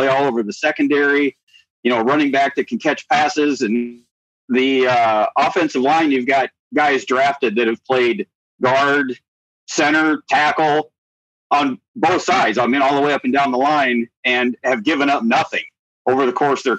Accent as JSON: {"language": "English", "town": "San Diego", "region": "California", "country": "United States", "tie": "born or raised there", "moved": "yes", "lives_now": "Evansdale, United States", "said": "I was born in Balboa Naval Hospital, the old pink hospital by the zoo"}